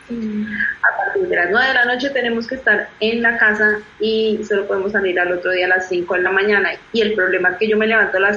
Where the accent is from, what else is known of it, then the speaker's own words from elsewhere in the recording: Colombia; moved away as an adult; now in Germany; de Colombia